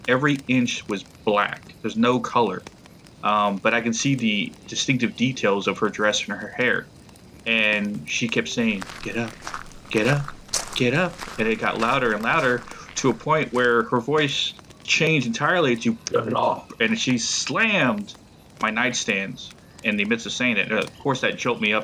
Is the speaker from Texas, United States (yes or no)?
yes; Blanco, Texas, United States; moved away as an adult; now in North Carolina, United States; the ranch I grew up on in Blanco, Texas